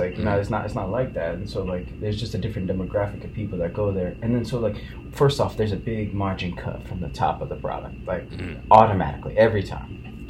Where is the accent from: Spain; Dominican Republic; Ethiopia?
Ethiopia; I'm from Ethiopia.